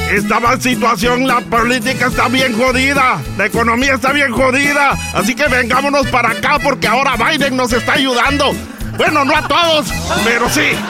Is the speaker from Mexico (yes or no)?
no; El Salvador; moved away; Cuando me vine de mi tierra El Salvador, con la intención de llegar a Estados Unidos, sabía que necesitaría más que valor